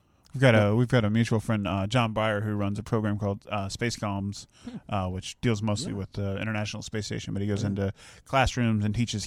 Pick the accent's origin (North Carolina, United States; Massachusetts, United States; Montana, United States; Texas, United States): North Carolina, United States; I'm from Jackson County.